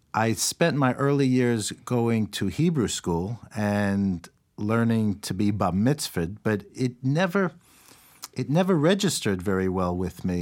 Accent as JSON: {"language": "English", "town": "New York City", "region": "New York", "country": "United States", "tie": "born or raised there", "said": "I grew up in New York City"}